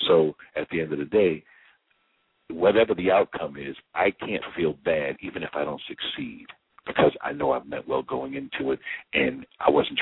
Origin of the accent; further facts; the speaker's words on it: New York, United States; I'm a New Yorker